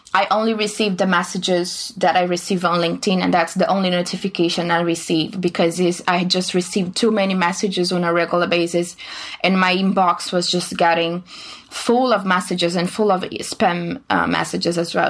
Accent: Brazil; moved away as an adult; now in China; I'm from Brazil

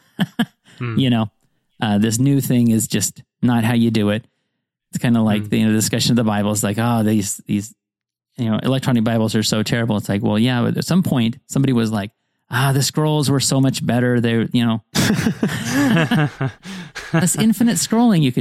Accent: Montana, United States; I grew up in Montana

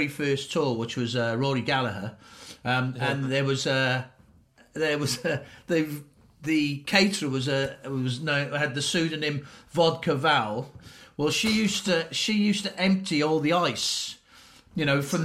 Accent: South Wales, United Kingdom; moved away as an adult; also born or lived in London; now in Cardiff, United Kingdom; I grew up in South Wales.

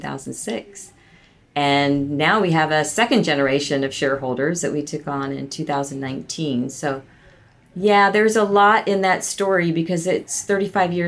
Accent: Tampa, Florida, United States; moved away as an adult; also born or lived in Columbia, Missouri / Colorado; I moved back to Florida, which is my hometown, Tampa

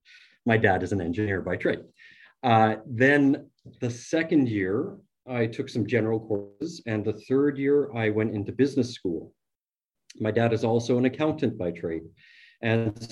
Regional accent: Morden, Manitoba, Canada; I grew up in Morden, Manitoba, which is a small town, and it's a part of what we call the Bible Belt here in Manitoba

